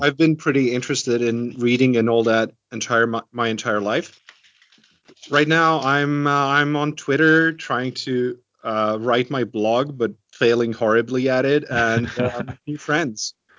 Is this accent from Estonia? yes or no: yes; Estonia; growing up in Estonia